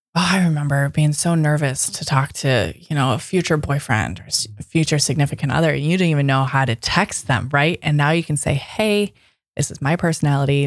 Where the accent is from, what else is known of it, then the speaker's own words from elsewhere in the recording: Midwest, United States; now in Seattle, United States; I'm from the Midwest.